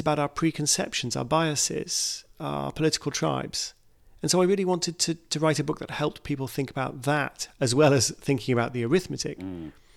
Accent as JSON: {"language": "English", "country": "United Kingdom", "said": "my home country, the UK"}